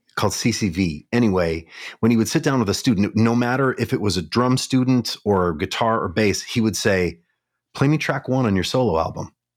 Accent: Kalispell, Montana, United States; now in Minneapolis, United States; I grew up in Montana

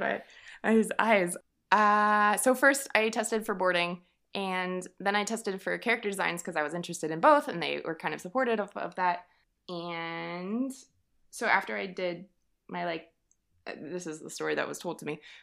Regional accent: Texas, United States; moved away as an adult; also born or lived in Savannah, Georgia; I am from Texas, hence the yeehaw

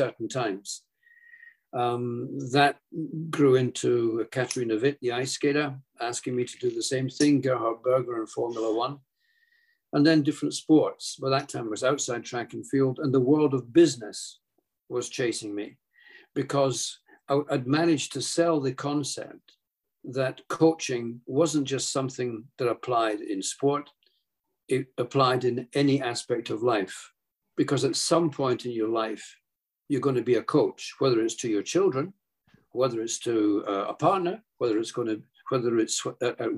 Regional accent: Edinburgh, Scotland, United Kingdom; moved away as an adult; also born or lived in Oregon; in Edinburgh, my hometown

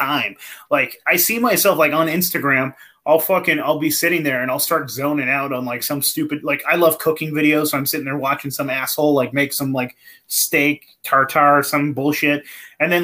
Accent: the Redwoods, California, United States; I grew up in the Redwoods, man, in the forest.

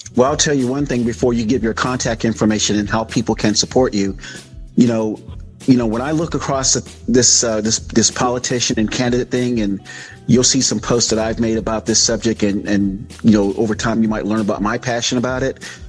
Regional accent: South Florida, United States; now in Sacramento County, United States; sunny South Florida, my hometown, the 305 we used to call it.

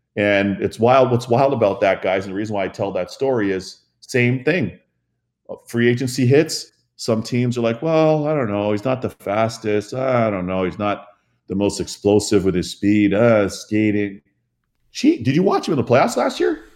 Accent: Toronto, Ontario, Canada; since I was a young kid growing up in Toronto

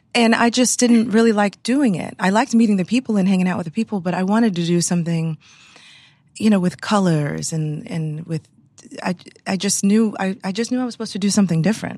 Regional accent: Houston, Texas, United States; moved away; I grew up in Houston, Texas

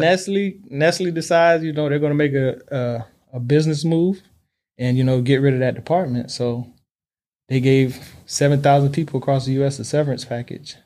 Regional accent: Miami, Florida, United States; born and raised in Miami, Florida. That's all I know

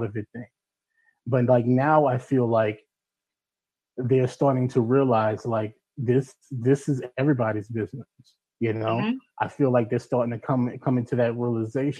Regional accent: United States; now in United Kingdom; being an American here.

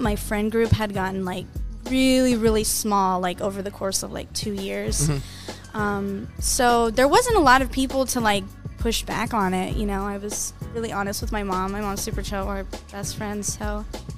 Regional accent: Arizona, United States; I'm from Arizona

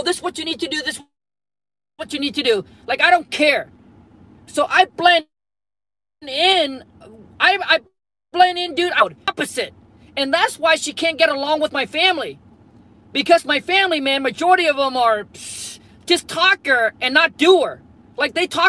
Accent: Vietnam; moved away; I was born and raised in Vietnam, grew up super dirt poor

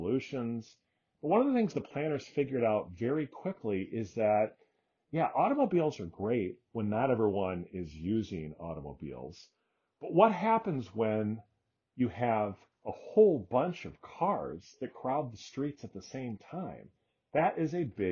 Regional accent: Iowa City, Iowa, United States; my hometown of Iowa City, Iowa

